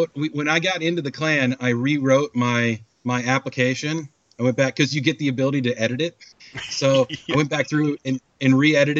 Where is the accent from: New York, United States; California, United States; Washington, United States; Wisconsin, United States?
Washington, United States; I'm from Washington